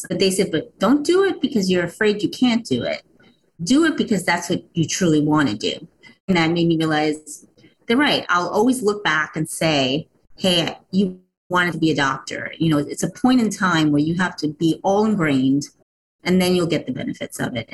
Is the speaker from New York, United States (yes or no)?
yes; New York, United States; my family is from Puerto Rico. I was born here in New York, but still very close to my roots